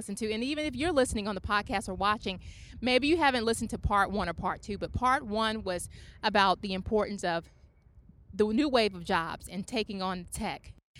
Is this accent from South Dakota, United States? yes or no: no; Charlotte, North Carolina, United States; born or raised there